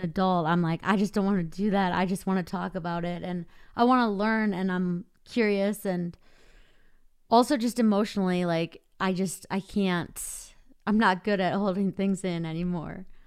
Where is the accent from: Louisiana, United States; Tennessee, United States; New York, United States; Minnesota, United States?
Minnesota, United States; I grew up in the Midwest in Minnesota